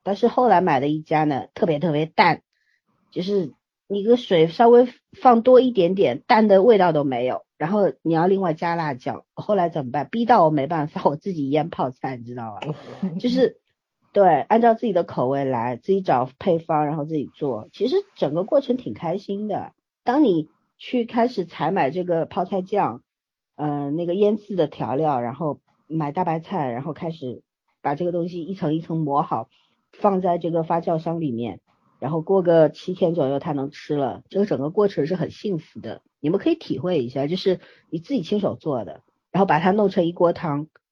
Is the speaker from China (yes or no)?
yes; China; 我们中国人有文化